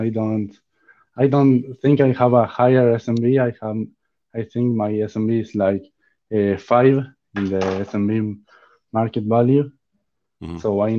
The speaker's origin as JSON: {"language": "English", "country": "Argentina", "said": "I'm from Argentina."}